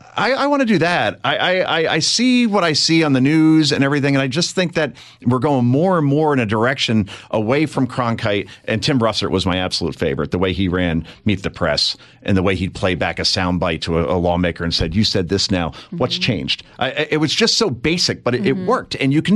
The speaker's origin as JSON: {"language": "English", "region": "New Jersey", "country": "United States", "tie": "born or raised there", "said": "when I grew up here in Jersey, we had the New York stations, they were called."}